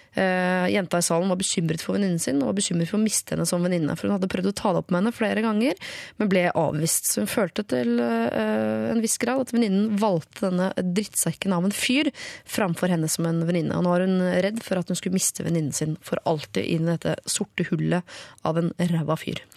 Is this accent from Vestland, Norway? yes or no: yes; Bergen, Vestland, Norway; Jeg, jeg er bergenser